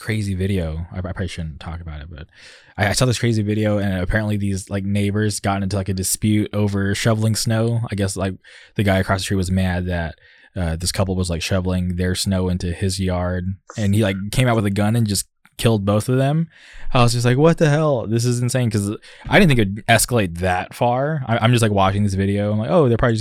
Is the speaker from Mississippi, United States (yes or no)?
no; Palm Springs, California, United States; I grew up in Palm Springs, it would get super hot